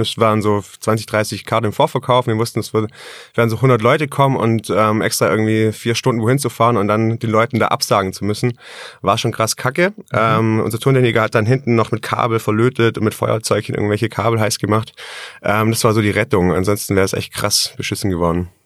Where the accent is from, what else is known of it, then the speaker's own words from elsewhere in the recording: Tettnang, Baden-Württemberg, Germany; also born or lived in Ravensburg; Geboren bin ich in Tettnang, also kein gebürtiger Ravensburger